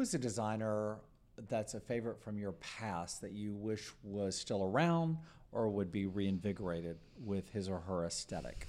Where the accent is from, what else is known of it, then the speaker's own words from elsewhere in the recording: Texas, United States; I'm a sixth generation Texan